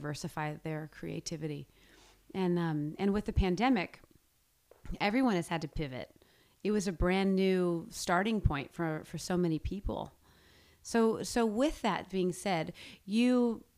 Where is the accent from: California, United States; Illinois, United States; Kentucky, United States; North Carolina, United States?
California, United States; Los Angeles; Los Angeles, my hometown